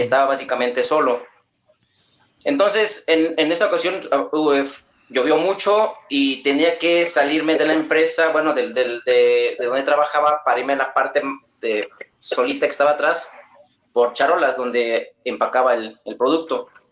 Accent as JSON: {"language": "Spanish", "region": "Querétaro", "country": "Mexico", "said": "De Querétaro, México"}